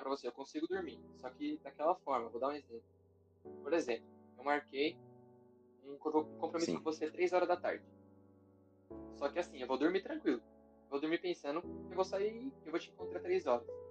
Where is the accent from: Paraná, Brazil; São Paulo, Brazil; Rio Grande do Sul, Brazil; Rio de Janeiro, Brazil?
São Paulo, Brazil; Guarulhos; now in São Bernardo do Campo, Brazil; morei minha vida inteira em Guarulhos, só esse ano que eu me mudei